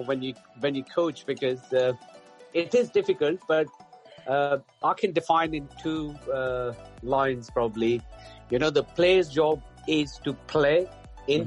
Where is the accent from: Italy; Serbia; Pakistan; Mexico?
Pakistan; moved away as an adult; now in Berkshire, United Kingdom; I'm from Pakistan, so I played first class cricket uh, there